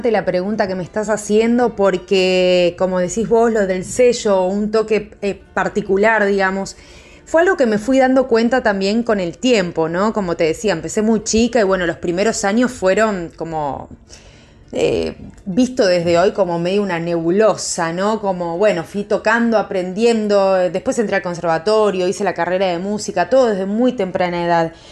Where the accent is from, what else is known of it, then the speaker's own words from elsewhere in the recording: Buenos Aires, Argentina; como que también yo siendo porteña, ¿no? Porque yo soy nacida acá en Buenos Aires, en Capital.